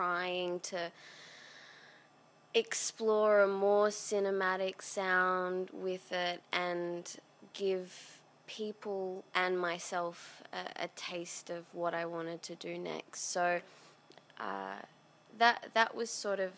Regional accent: Byron Bay, New South Wales, Australia; I grew up in Byron Bay, which is a little town on the east coast of Australia

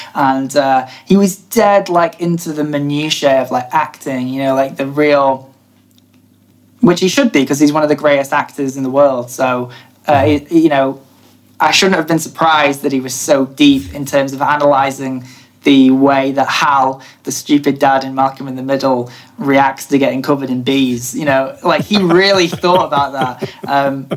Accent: Blackpool area, North West England, United Kingdom; we're both from, I say Blackpool because that's the main place that people know. We're both not from Blackpool, but I imagine people wouldn't really know Garstang or Pollen

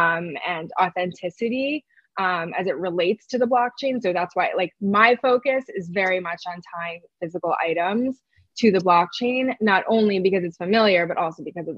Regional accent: New York City, New York, United States; I grew up in New York City

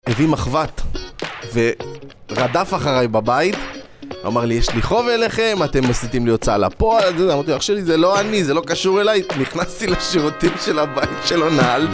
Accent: Israel

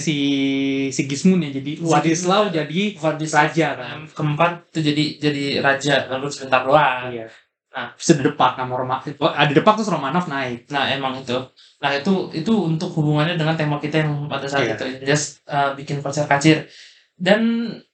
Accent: Indonesia

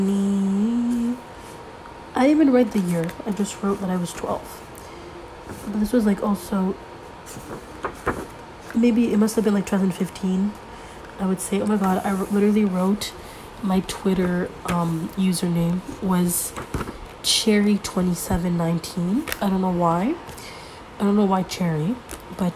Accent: Canada; I'm Canadian.

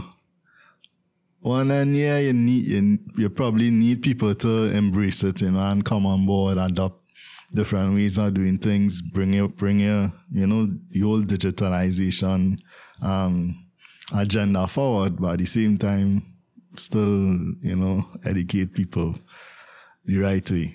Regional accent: Trinidad & Tobago; as a Trinidadian myself

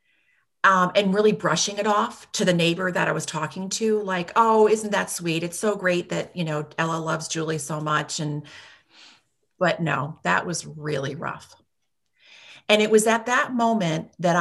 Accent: Latham, New York, United States; moved away as an adult; also born or lived in Washington, D.C.; now in Ballston Spa, United States; I grew up in this area. I grew up in Latham, and I wanted to come back home to start a family

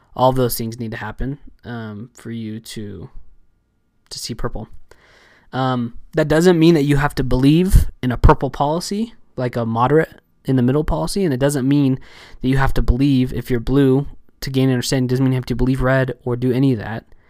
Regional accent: Southern California, United States; I was raised in Southern California, um, for most of my life

